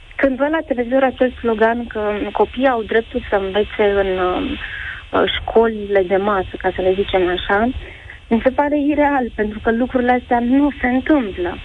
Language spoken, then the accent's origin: Romanian; Iași, Iași County, Romania; moved away as an adult; now in Sibiu, Romania; am plecat din orașul natal, din Iași, am venit în Sibiu